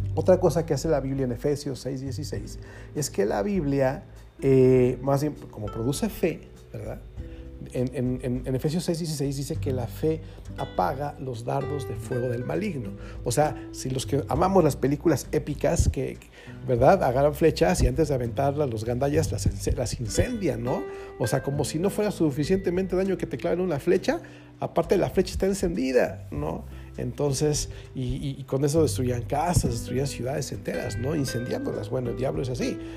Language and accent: Spanish; Mexico City, Mexico; para los que somos chilangos